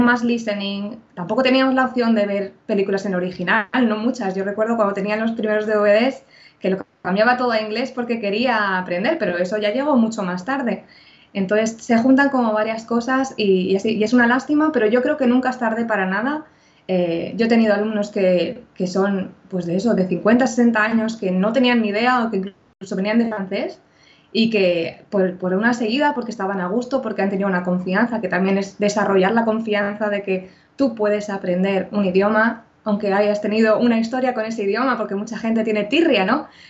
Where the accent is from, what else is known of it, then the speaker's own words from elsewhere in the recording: Spain; yo también soy española